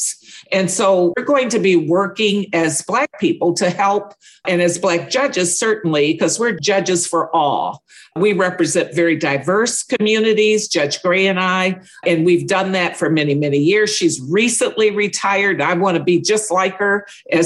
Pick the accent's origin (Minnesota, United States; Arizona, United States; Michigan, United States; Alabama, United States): Michigan, United States; Detroit; born and raised in Detroit, but I'm in the suburbs